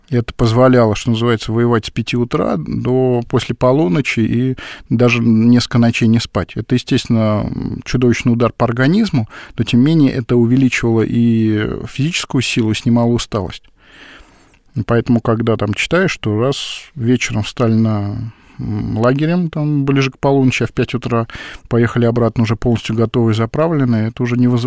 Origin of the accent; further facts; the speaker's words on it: Tashkent, Uzbekistan; Вот, например, в моем родном городе Ташкенте как появился 84-й авиационный завод?